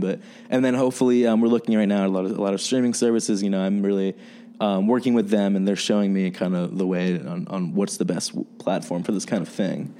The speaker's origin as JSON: {"language": "English", "region": "New Jersey", "country": "United States", "moved": "as an adult", "lives_now": "Chicago, United States", "said": "I'm from New Jersey. I'm from the East Coast, but um, I've been in Chicago for uh, about like three years now"}